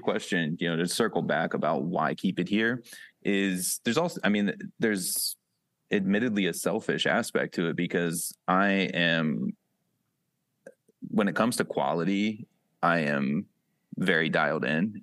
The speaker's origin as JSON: {"language": "English", "town": "Wellsville", "region": "Ohio", "country": "United States", "tie": "born or raised there", "also_born_or_lived": "Pittsburgh", "accent": "Western PA", "moved": "yes", "lives_now": "Cleveland, United States", "said": "I grew up in Wellsville"}